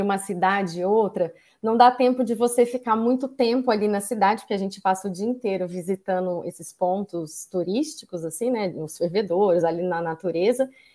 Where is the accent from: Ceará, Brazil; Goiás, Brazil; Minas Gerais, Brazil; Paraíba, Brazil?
Minas Gerais, Brazil; Ouro Preto; morei em Ouro Preto, nasci em Ouro Preto